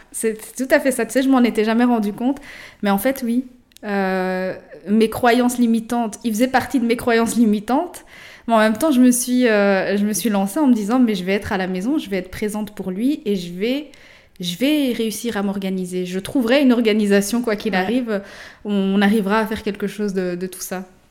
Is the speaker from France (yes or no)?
no; Morocco; je suis marocaine, mon mari est congolais